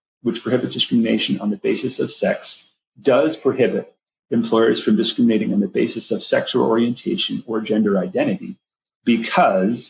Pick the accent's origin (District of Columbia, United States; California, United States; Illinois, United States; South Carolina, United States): Illinois, United States; Wheaton; moved away as an adult; also born or lived in Boston / Notre Dame / Washington, D.C.; I grew up in Wheaton, Illinois.